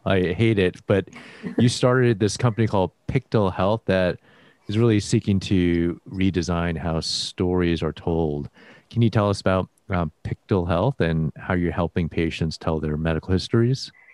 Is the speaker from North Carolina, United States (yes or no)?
no; Houston, Texas, United States; also born or lived in north of Chicago, Illinois; So I lived there for the first like seven years of my life, then nice. moved to Houston, Texas